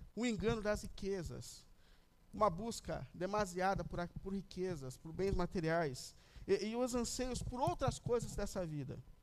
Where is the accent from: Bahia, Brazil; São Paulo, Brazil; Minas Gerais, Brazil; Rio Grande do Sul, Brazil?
São Paulo, Brazil; quando eu era criança, eu cresci na Vila Ré, aqui na Zona Leste mesmo, perto da igreja